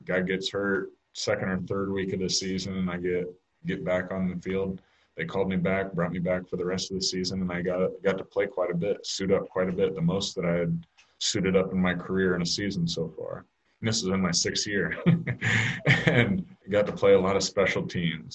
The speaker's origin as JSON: {"language": "English", "town": "Kansas City", "country": "United States", "tie": "born or raised there", "said": "growing up in Kansas City"}